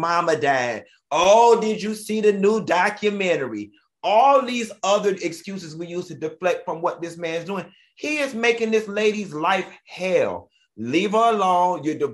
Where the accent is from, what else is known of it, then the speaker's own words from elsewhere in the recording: Miami Gardens, Florida, United States; I grew up in Miami Gardens